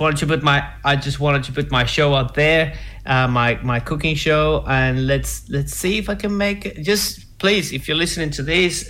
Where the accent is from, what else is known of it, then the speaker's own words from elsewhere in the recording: Venezuela; moved away; I say it in my show and that I'm from Venezuela.